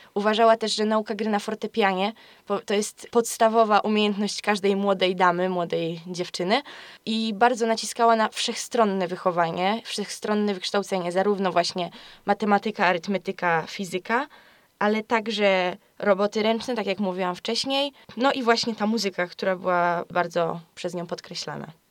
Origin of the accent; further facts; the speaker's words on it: Greater Poland, Poland; Jestem z Wielkopolski